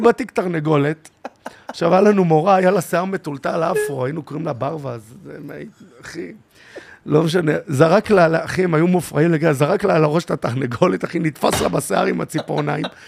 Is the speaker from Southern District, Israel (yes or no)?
no; Tel Aviv-Yafo, Tel Aviv District, Israel; אני מיפו. גדלתי בית ספר מעורב ביפו